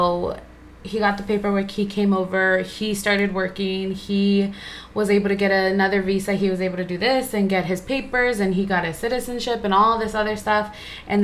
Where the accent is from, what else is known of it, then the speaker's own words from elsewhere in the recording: Agoura Hills, California, United States; I grew up in Agora